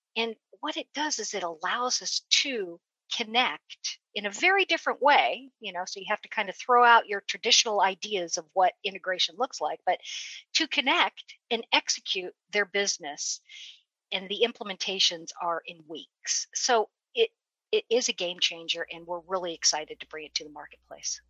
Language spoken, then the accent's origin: English; West Coast, United States; moved away; I'm actually originally from the West Coast